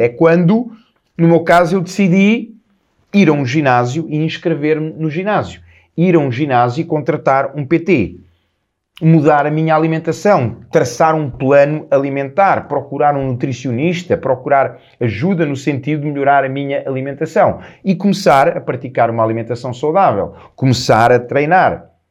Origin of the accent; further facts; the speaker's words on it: Lisbon, Portugal; na minha casa em, em Lisboa, a casa onde eu nasci, a casa onde eu, onde eu cresci